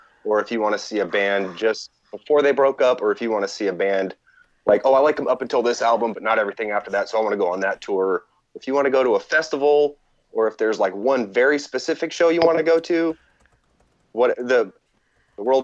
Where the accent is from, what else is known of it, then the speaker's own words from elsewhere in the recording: Houston, Texas, United States; I grew up in Houston